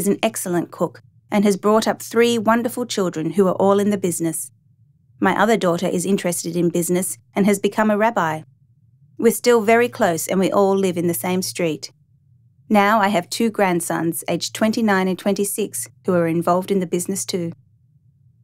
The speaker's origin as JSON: {"language": "English", "region": "Tianjin", "country": "China", "tie": "born or raised there", "also_born_or_lived": "Dalian", "said": "I was born in 1933 in Dalian in China, and I grew up in Tianjin."}